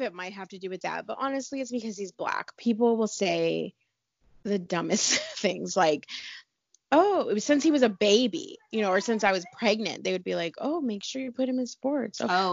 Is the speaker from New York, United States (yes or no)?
no; California, United States; also born or lived in Hawaii; I'm from California